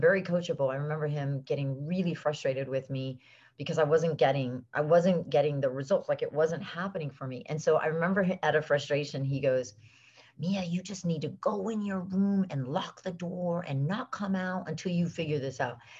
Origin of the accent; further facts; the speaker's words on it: South Florida, United States; also born or lived in Venezuela; we moved back from South America, from Venezuela, and I grew up in South Florida